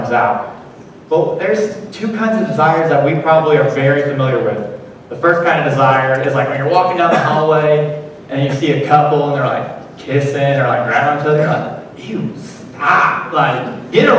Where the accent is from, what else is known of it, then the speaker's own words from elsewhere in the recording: Illinois, United States; I am from Cesar, Illinois, home of the Custard Stand